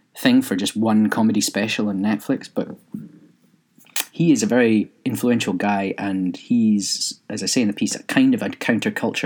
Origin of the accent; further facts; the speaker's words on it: Scotland, United Kingdom; being British but Scottish